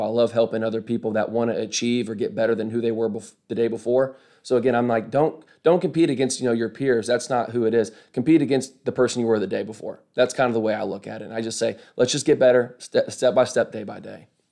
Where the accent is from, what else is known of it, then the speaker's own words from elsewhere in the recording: Kokomo, Indiana, United States; moved away as an adult; also born or lived in Arkansas; now in Birmingham, United States; I was born and raised in Kokomo, Indiana.